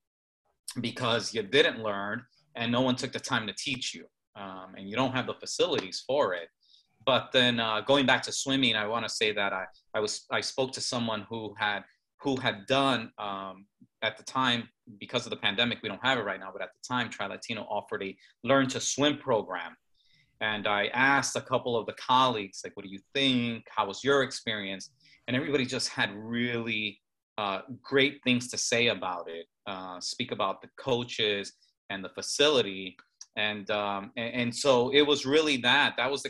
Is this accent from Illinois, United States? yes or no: yes; Chicago, Illinois, United States; I grew up in Chicago, very urban area where we didn't have much access to pools